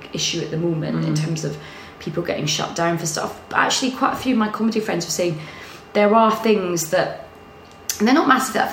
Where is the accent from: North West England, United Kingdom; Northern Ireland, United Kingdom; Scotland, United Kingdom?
Scotland, United Kingdom; now in London, United Kingdom